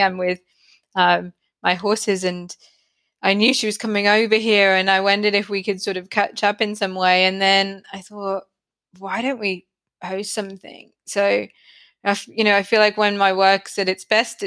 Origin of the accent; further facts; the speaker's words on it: United Kingdom; now in Brisbane, Australia; I'm not from Australia originally. I'm from the UK